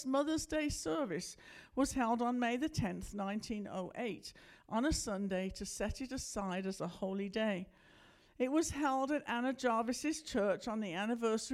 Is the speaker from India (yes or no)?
no; United Kingdom; moved away as an adult; now in United States; I'm from Britain, you may have figured that out by now, that's why I talk funny.